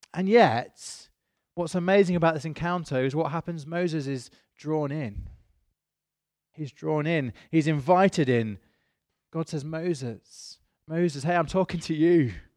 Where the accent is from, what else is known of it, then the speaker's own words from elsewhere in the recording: United Kingdom; I am British.